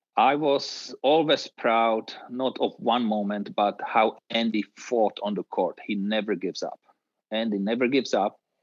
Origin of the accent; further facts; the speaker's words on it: Czechia; growing up in Czechoslovakia in the tennis environment